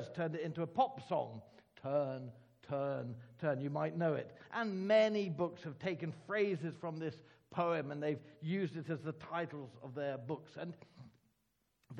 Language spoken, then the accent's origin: English; Ireland; Being Irish, I can tell Irish jokes